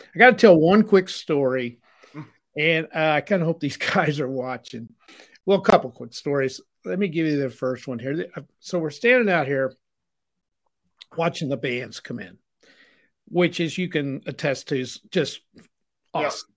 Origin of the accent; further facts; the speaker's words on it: Aurora, Missouri, United States; we were from Missouri